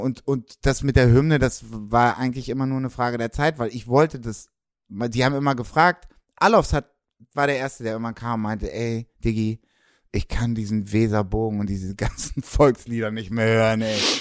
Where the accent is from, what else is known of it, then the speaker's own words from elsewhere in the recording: Hamburg, Germany; Ich bin Hamburger Jung, ich bin St. Pauli Jung